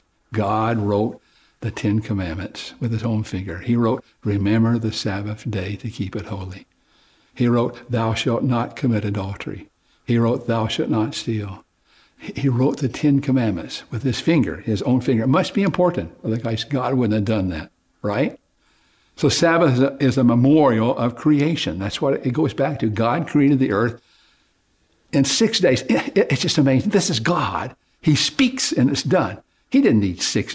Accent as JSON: {"language": "English", "region": "Oklahoma", "country": "United States", "tie": "born or raised there", "said": "I grew up in Oklahoma, and I used to help my dad build fences"}